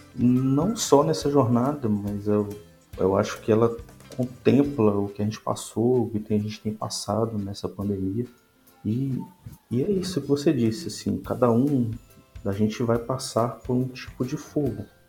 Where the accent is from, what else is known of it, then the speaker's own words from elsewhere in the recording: Minas Gerais, Brazil; sou mineiro.